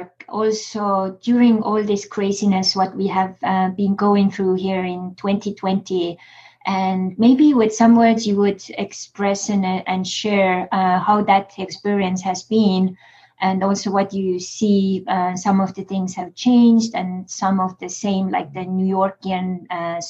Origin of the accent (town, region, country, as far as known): Estonia; now in United States